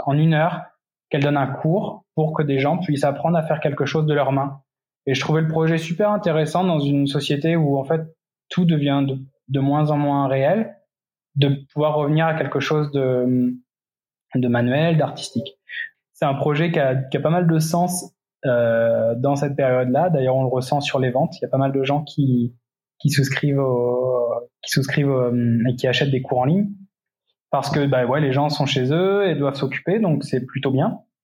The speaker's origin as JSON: {"language": "French", "region": "Centre-Val de Loire", "country": "France", "tie": "born or raised there", "also_born_or_lived": "Paris, France", "moved": "yes", "lives_now": "Belo Horizonte, Brazil", "said": "je suis originaire de l'Indre-et-Loire"}